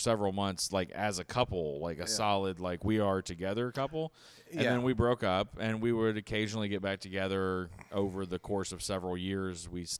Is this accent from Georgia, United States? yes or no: no; Vining, Alabama, United States; I'm from Vining, Alabama.